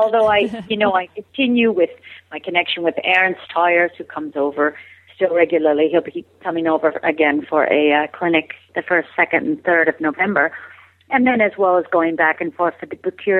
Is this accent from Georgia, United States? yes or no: no; Colorado, United States; also born or lived in Phoenix, Arizona; Okay, I was born in Phoenix, Arizona. My father, a pilot in the Air Force, and then eventually a pilot for United Airlines. We moved around a lot. And so we ended up in Colorado for a larger period of my childhood.